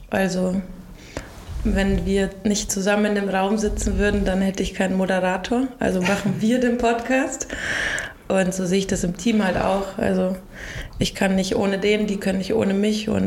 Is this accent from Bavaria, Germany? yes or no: yes; Ingolstadt, Bavaria, Germany; Ein Ingolstädter Kind, mhm. äh, aufgewachsen in der Kupferstraße. Mm, meine Eltern hatten ein Sportgeschäft und mein Vater ist dann in die Gastronomie gegangen.